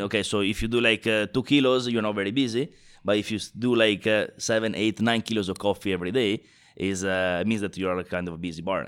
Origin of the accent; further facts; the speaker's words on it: Italy; moved away; I'm originally from Italy